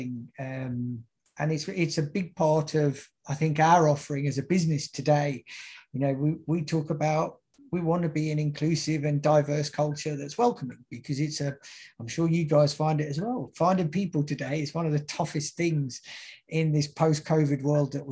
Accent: United Kingdom; moved away; my home country of the UK

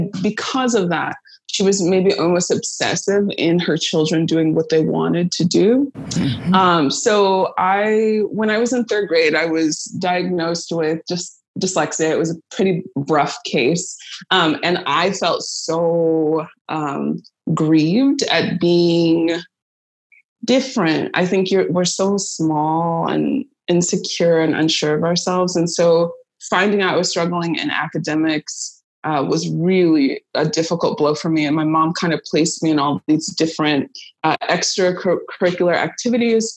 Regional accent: Pasadena, California, United States; moved away as an adult; also born or lived in Chicago; I'm originally from Pasadena, California

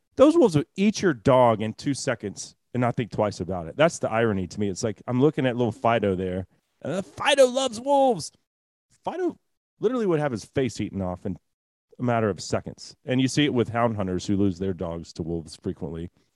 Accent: Texas, United States; as a Texan

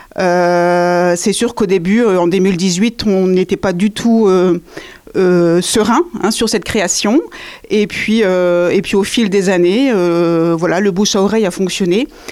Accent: the Nord, Hauts-de-France, France; also born or lived in Béthune; now in Angers, France; je viens du Nord également, tout à fait, ma famille est dans le Nord

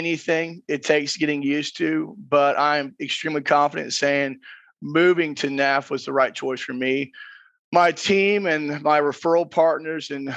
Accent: Gainesville, Georgia, United States; I am from Gainesville, Georgia.

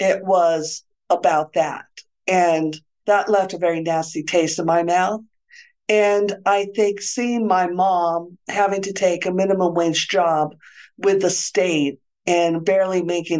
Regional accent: Santa Fe, New Mexico, United States; moved away as an adult; also born or lived in Stanford, California / Alameda, California / San Francisco, California; I grew up in Santa Fe, New Mexico. That's where I am now

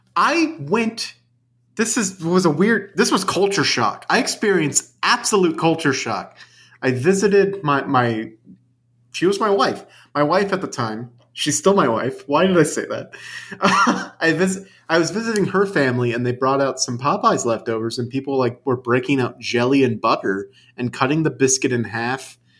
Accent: New Orleans, Louisiana, United States; moved away; I grew up in the Big Easy.

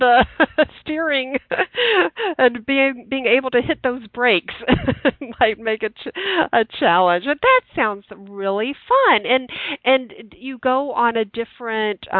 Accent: the South, United States; moved away; I grew up in the South

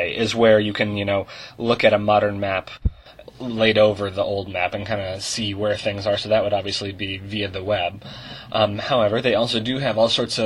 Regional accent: Portland, Oregon, United States; I'm from Portland, Oregon.

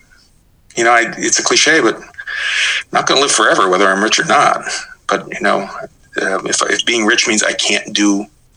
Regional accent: Midwest, United States; moved away; I was from the Midwest. You know, I could tell you the various, you know, brand, you know, the various kinds of corn we used to feed cows

